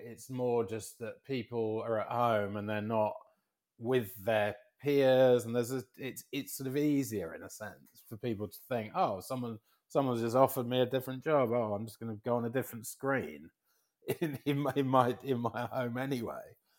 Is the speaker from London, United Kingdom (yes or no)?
yes; London, United Kingdom; moved away as an adult; now in United States; as a Londoner, um, who's, you know, expat, who's been in America so long